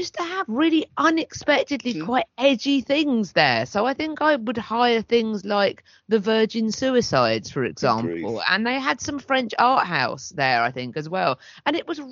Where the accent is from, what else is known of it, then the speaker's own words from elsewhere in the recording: Hastings, South East England, United Kingdom; where I was growing up in Hastings